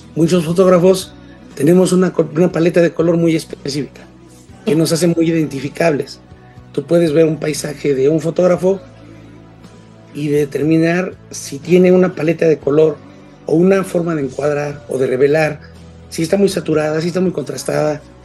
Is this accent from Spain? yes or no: no; Mexico City, Mexico; yo soy de la Ciudad de México, vivo en la Ciudad de México, soy de México